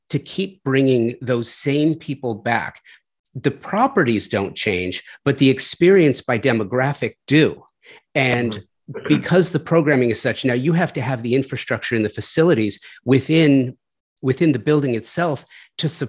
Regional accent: Los Angeles, California, United States; I grew up, I'm a native Angeleno. I grew up in Southern California

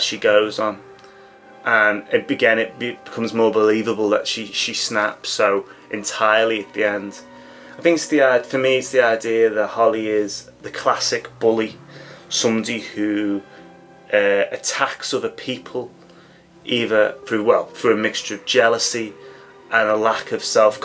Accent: England, United Kingdom; as an Englishman

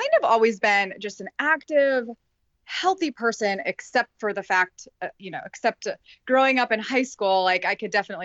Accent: Carmel, Indiana, United States; now in Noblesville, United States; My husband and I live in Noblesville, Indiana, and I grew up in Carmel

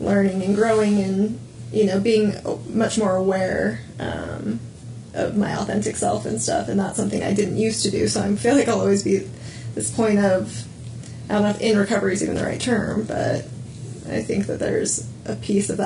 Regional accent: Utah, United States; was born and raised in Utah, but I am not Mormon

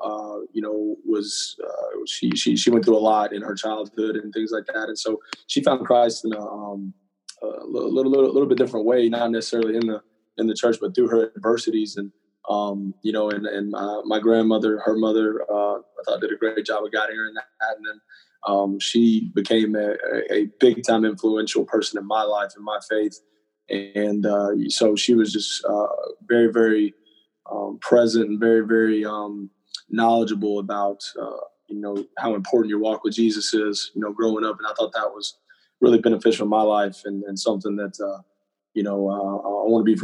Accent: Hurst, Texas, United States; also born or lived in Cleburne, Texas; I grew up in Fort Worth, Texas, specifically in Hearst, Texas, and then going into my junior year, my family and I, we moved down

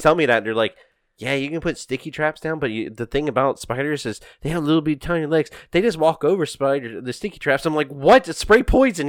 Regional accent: Louisiana, United States; We're from Louisiana

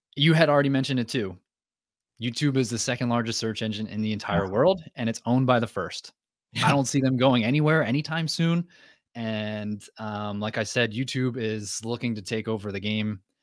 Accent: New Jersey, United States; moved away as an adult; also born or lived in North Carolina; now in Maine, United States; I'm from New Jersey, she's from Maine. I didn't want to move back to New Jersey, so Maine was the answer

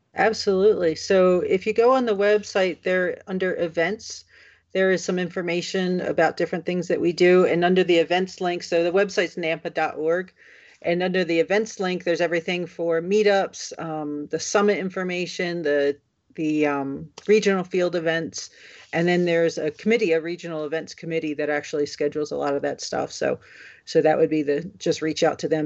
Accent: New Jersey, United States; now in Colorado, United States; I grew up in New Jersey where wildfires just didn't seem to be that big of an issue.

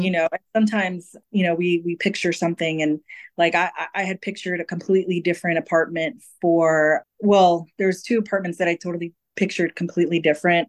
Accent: California, United States; I'm a California native

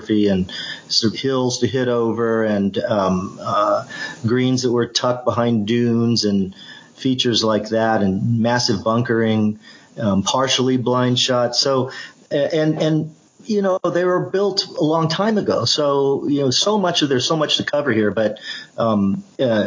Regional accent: Melbourne, Victoria, Australia; moved away; I grew up playing in Australia. You know, I was 10 years old, and that's where I got introduced to the game

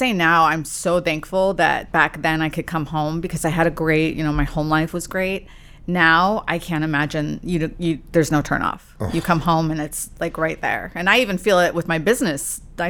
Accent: California, United States

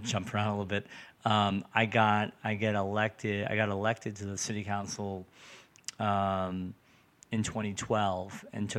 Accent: Revere, Massachusetts, United States; I live in Revere. I grew up in Revere.

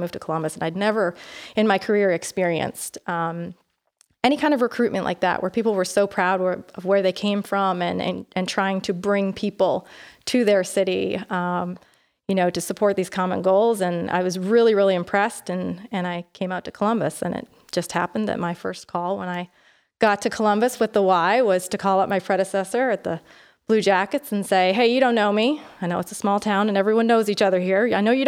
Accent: Canada; accent: Canadian; But I have lived all over. But my friends and family will tell you that if I get tired or angry, then I sound more Canadian.

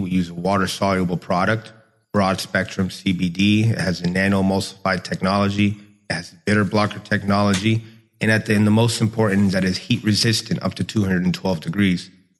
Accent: Tampa, Florida, United States; also born or lived in Chile; I was born in Chile, and then I moved to the Tampa Bay area when I was 4 years old.

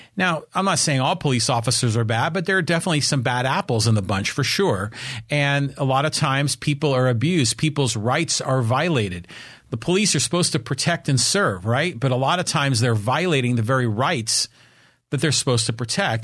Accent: Poway, California, United States; for those of you who live here in my hometown of Poway, California, the city in the country

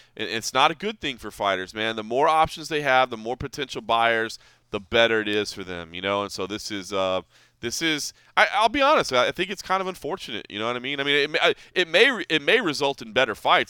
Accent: Dallas, Texas, United States; now in Las Vegas, United States; I grew up in Dallas.

